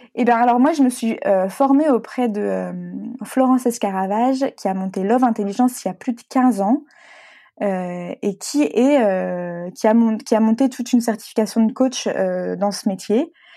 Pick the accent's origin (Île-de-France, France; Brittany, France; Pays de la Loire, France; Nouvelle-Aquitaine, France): Brittany, France; moved away; also born or lived in Paris / Lyon; je suis bretonne